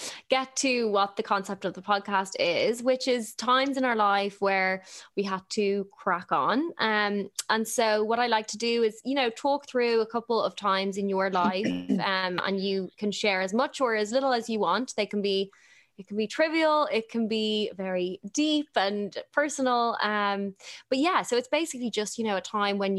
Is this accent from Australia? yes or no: no; Dublin, Leinster, Ireland; moved away as an adult; also born or lived in Los Angeles, United States; now in London, United Kingdom; I'm from Dublin and I did my graduate visa in LA, and then after LA I moved here.